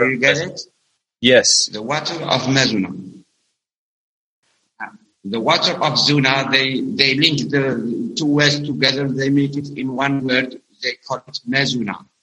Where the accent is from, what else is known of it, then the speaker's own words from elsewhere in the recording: Algeria; English is a second language; from Algeria. … Uh, now on social media as … because I work here in Algeria as an English teacher, middle school English teacher.